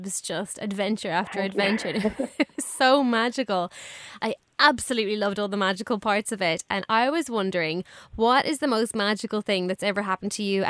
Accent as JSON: {"language": "English", "country": "Ireland", "said": "as an Irish person, I know all those places you're talking about"}